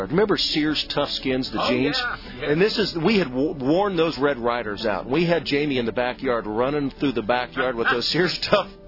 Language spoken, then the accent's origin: English; St. Louis, Missouri, United States; growing up in the Midwest in the St. Louis area